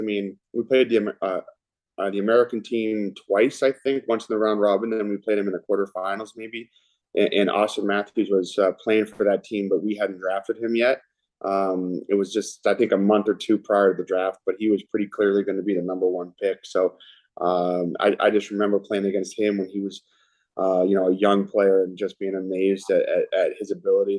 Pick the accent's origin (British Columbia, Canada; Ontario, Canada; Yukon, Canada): British Columbia, Canada; Vancouver; now in Toronto, Canada; Vancouver is my hometown